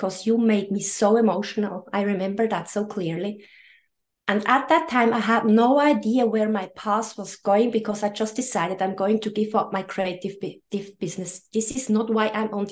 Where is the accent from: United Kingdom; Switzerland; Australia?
Switzerland; I'm coming from Switzerland. I live very close to Lucerne.